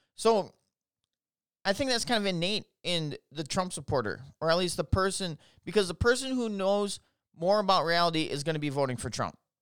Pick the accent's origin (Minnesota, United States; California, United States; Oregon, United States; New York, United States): Minnesota, United States; Minneapolis; I'm from Minnesota. I'm from the Twin Cities, which sucks.